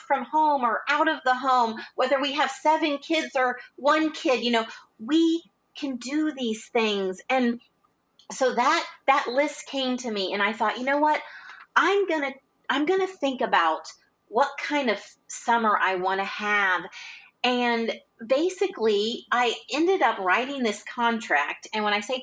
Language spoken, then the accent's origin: English; Indiana, United States; I grew up in Indiana